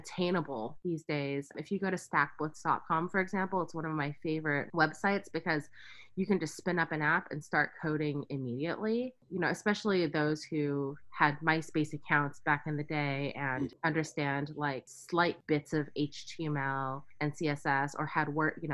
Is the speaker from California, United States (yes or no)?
yes; Silicon Valley, California, United States; growing up in the Silicon Valley